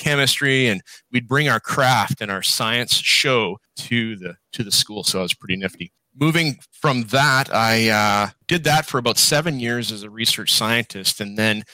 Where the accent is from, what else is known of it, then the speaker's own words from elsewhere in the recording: Calgary, Alberta, Canada; now in British Columbia, Canada; I grew up in Calgary, Alberta